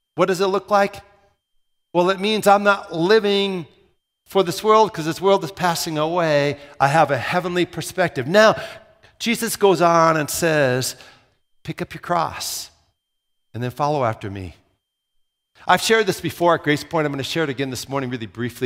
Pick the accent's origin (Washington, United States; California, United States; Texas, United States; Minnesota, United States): Minnesota, United States; moved away as an adult; also born or lived in Southern Iowa; they thought I had an accent 'cause I was from Minnesota